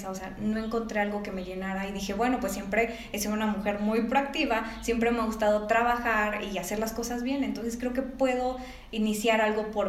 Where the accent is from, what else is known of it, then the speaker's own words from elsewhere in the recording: Mexico City, Mexico; now in León, Mexico; hace tres años yo vengo de la Ciudad de México, entonces llego aquí a León sin ningún contacto más que la familia de mi esposo.